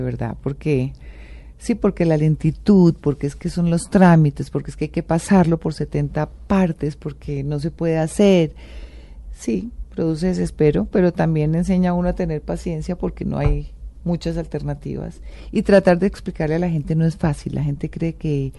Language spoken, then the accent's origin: Spanish; Colombia; como colombiana